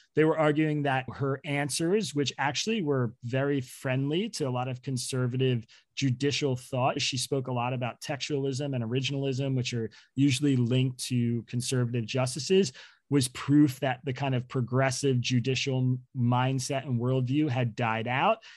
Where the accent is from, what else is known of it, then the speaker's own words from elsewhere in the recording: Bucks County, Pennsylvania, United States; now in Brooklyn, United States; raised in Bucks County, Pennsylvania